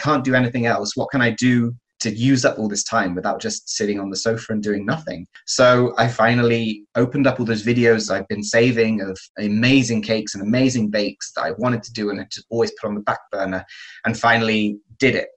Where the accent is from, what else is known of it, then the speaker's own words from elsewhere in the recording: England, United Kingdom; moved away as an adult; now in Madrid, Spain; I'm from England. I moved to Madrid a couple of years ago in 2016.